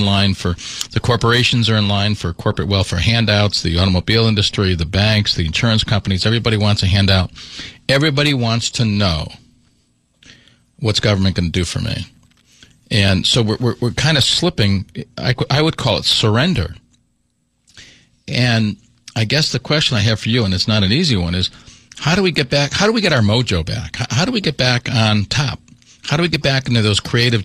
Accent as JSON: {"language": "English", "town": "Waterbury", "region": "Connecticut", "country": "United States", "tie": "born or raised there", "said": "growing up in Waterbury"}